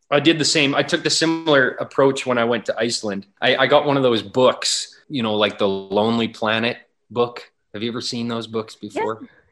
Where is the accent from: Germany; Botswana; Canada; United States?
Canada; Wainwright, Alberta; I grew up in Wainwright, Alberta, in the prairies, and grew up out in the country and kind of a farming community.